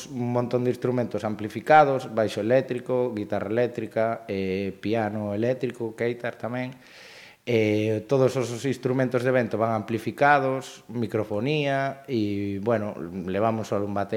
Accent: Pontevedra, Galicia, Spain; xa dende pequeno, pois como moitísima xente aquí en Pontevedra, pois dedicámonos á música estudiando no conservatorio daqui propio, de Pontevedra

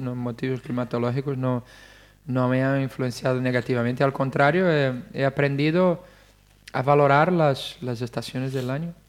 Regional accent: Rio de Janeiro, Brazil; Spanish is a second language; moved away as an adult; also born or lived in Italy; now in Spain; yo además soy de Río de Janeiro

